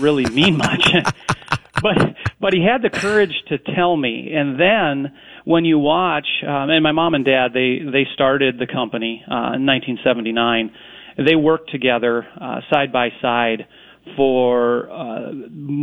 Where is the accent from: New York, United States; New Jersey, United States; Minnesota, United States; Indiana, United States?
Minnesota, United States; Corcoran; I was fortunate enough to grow up in a little town west of the metro in Corcoran